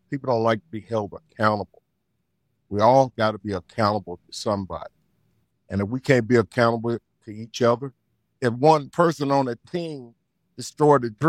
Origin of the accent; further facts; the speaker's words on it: Gladys, Virginia, United States; Town segregated, it's still segregated, but you know it was just you know, but everybody was poor